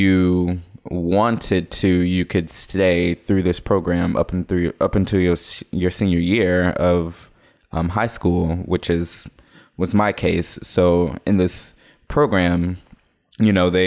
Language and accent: English; Jackson, Mississippi, United States; moved away as an adult; also born or lived in Memphis, Tennessee; I was born in 92. I'm from Jackson, Mississippi.